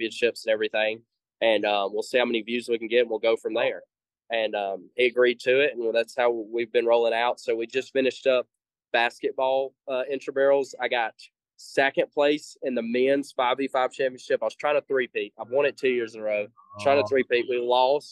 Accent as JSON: {"language": "English", "region": "the South", "country": "United States", "said": "because I'm from the South, I pronounce intramural."}